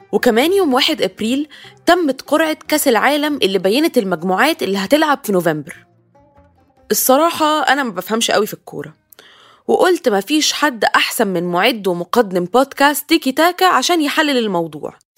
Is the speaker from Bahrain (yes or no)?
no; Egypt; انا كحد مصري